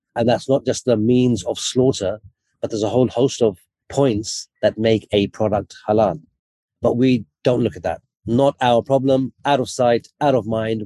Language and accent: English; United Kingdom; So I was born in the UK, but my parents are from Lahore in Pakistan